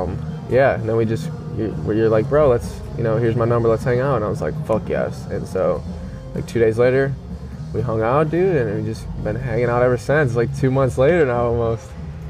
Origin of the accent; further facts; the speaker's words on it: Chicago, Illinois, United States; now in New Orleans, United States; and I told you I'm from Chicago